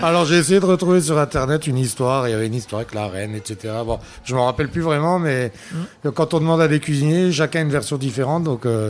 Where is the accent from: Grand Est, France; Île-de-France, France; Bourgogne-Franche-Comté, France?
Grand Est, France; Cattenom; je suis natif du village, je suis natif de Catnam.